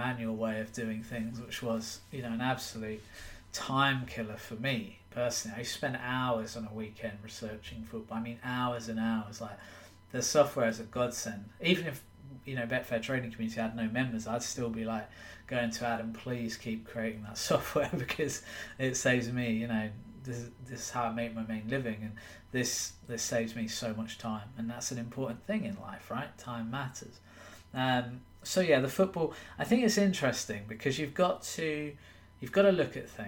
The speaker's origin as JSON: {"language": "English", "region": "England", "country": "United Kingdom", "said": "I'm from England"}